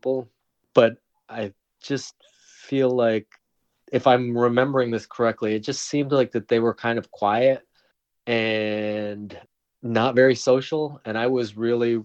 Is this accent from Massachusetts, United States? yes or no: no; South Windham, Connecticut, United States; also born or lived in Seoul, South Korea; my hometown was 10,000 people